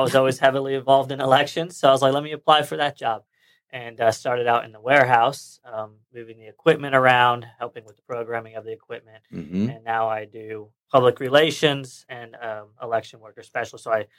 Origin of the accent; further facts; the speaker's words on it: Sebastian, Florida, United States; also born or lived in Marshall University, West Virginia; decided to move back to my hometown, which is Sebastian. And so when I moved back down here